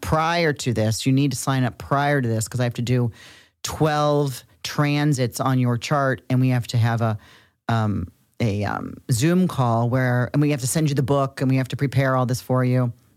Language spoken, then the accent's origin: English; Cincinnati, Ohio, United States; We're from Cincinnati, I'm from Cincinnati, Ohio